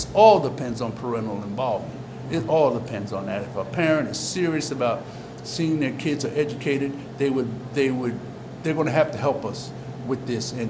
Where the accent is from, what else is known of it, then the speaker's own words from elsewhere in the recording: Trenton, New Jersey, United States; I grew up in the neighborhood